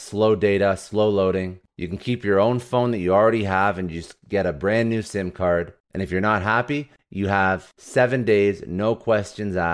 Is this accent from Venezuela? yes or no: no; Canada; I'm from Canada